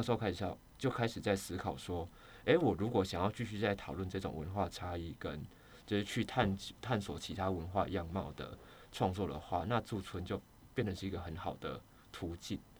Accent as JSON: {"language": "Chinese", "region": "Kaohsiung", "country": "Taiwan", "said": "我本身是高雄人"}